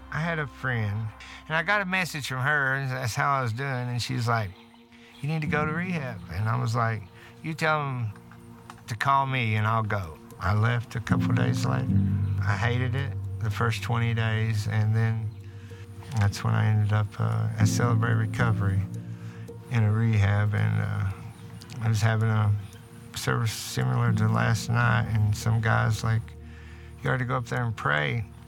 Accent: Martin County, Kentucky, United States; I grew up in Martin County here

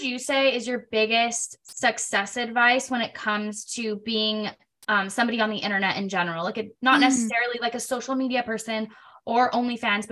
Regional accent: California, United States; I'm from California

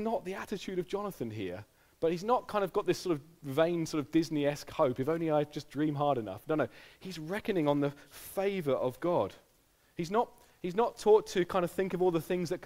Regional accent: United Kingdom; our personality as a British people

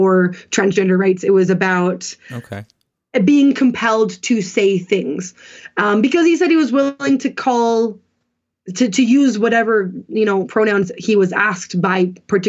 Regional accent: Canada; I am Canadian, but my part of my family, or my mom's side, is American, and they're all Republicans.

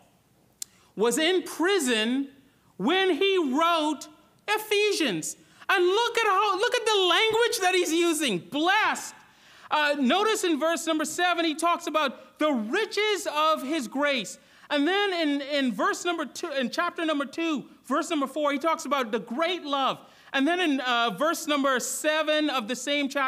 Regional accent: Bahamas; also born or lived in Florida / North Georgia; now in Georgia, United States; When I grew up in the Bahamas, we had no mountains

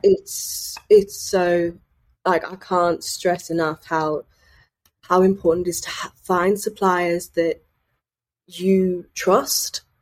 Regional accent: Sunderland, North East England, United Kingdom; I'm from Sunderland

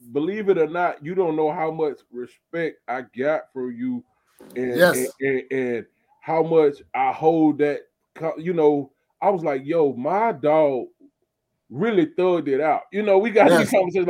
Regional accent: Montgomery, United States; I'm from Montgomery

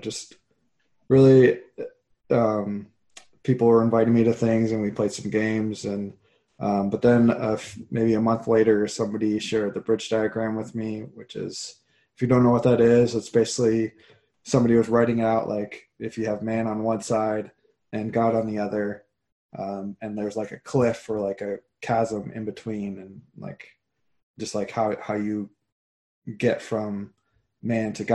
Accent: Iowa, United States; moved away as an adult; I grew up in Iowa. That's until I moved out here in 2007

